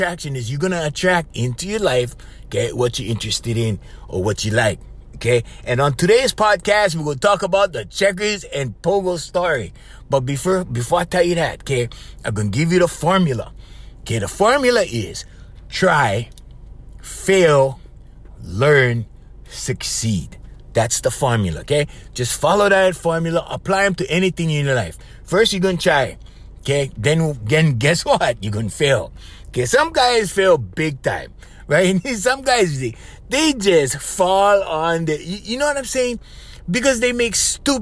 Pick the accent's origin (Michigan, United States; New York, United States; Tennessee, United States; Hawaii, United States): Hawaii, United States; Hanalei Valley; I was raised in Hanalei Valley